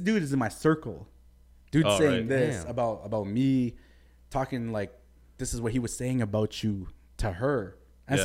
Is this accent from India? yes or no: no; Mississauga, Ontario, Canada; also born or lived in Scarborough, Toronto; I was just born there. Saga claim me, you know. We're Saga